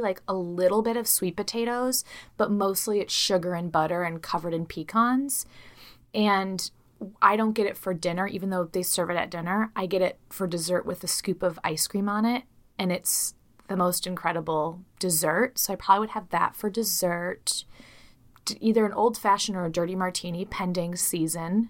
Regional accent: Midwest, United States; I'm from the Midwest

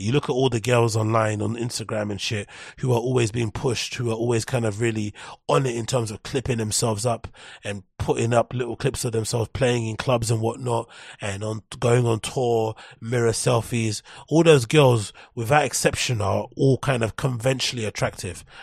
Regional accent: London, United Kingdom; I'm from London

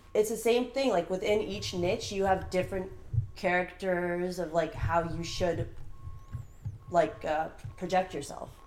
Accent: Burbank, California, United States; I was born and raised in Burbank, California, but um, I'm first generation American

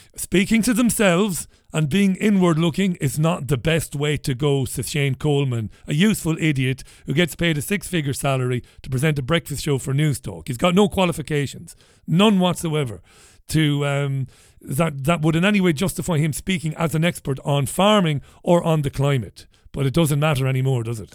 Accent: Waterford, Munster, Ireland; as a young lad in the 1980s, b- b- friends of mine growing up in Ballybeg and later on growing up in Browns Road

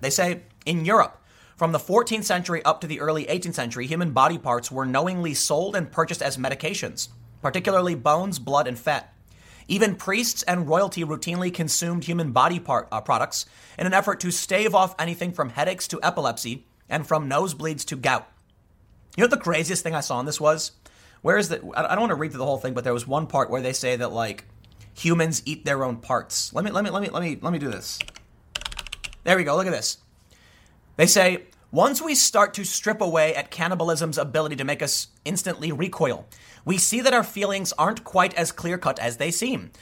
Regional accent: Chicago, Illinois, United States; I grew up in the city. I grew up in Chicago.

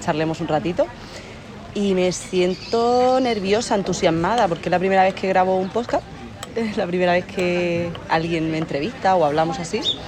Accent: Torrevieja, Valencian Community, Spain; moved away as an adult; also born or lived in Murcia; Pues yo soy de Alicante, como se nota por mi acento, que no soy de aquí, soy de la playita, de Alicante, de Torrevieja

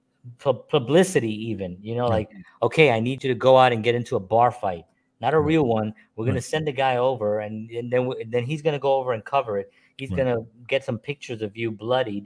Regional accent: New York City, New York, United States; a Puerto Rican man born and raised in the South Bronx

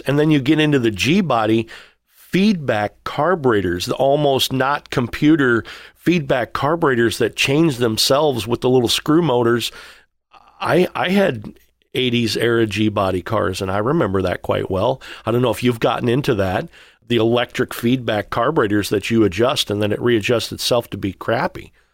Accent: Missouri, United States; I'm from Missouri

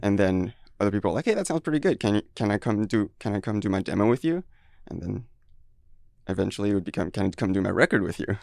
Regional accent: France; moved away as an adult; also born or lived in Taiwan; now in Seattle, United States; I grew up there until eighteen, and then I moved

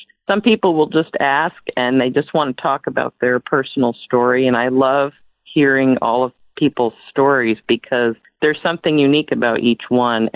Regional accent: Clifton, New Jersey, United States; moved away; also born or lived in Boston / Washington State; I grew up in New Clifton, New Jersey, so I'm definitely a very strong East Coast native from that area.

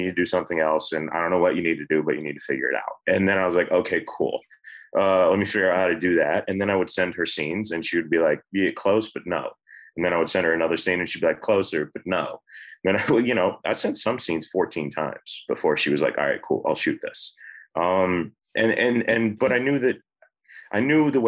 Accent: Georgia, United States; I grew up in Georgia.

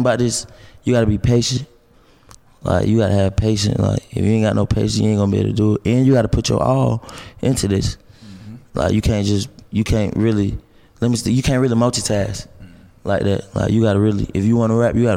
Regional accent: Stone Mountain, Georgia, United States; I'm from the East Side, Stone Mountain.

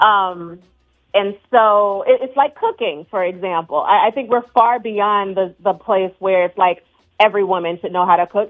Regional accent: the South, United States; I'm from the South

